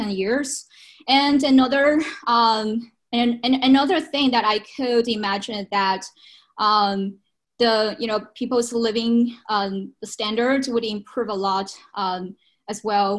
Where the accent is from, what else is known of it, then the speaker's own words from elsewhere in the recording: China; moved away; I visit my hometown every, once a year, especially during Spring Festival